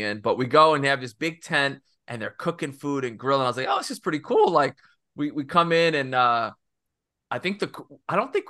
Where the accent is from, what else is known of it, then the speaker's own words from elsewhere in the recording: Corpus Christi, Texas, United States; moved away as an adult; also born or lived in McAllen, Texas; now in Birmingham, United States; I grew up in Corpus Christi. That's South Texas